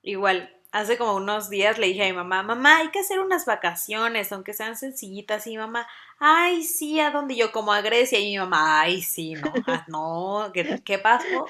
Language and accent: Spanish; Mexico City, Mexico; now in Puebla, Mexico; yo soy también de Ciudad de México, pero vivo en Puebla